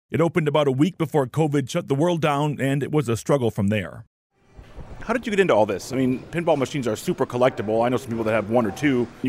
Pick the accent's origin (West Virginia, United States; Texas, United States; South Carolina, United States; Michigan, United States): Michigan, United States; Macomb County; as a kid growing up in Macomb County